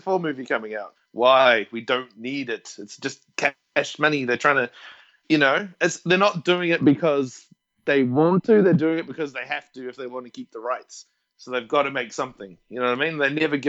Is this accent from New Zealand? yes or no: yes; Wellington, New Zealand; also born or lived in Dunedin; now in Australia; I'm from Wellington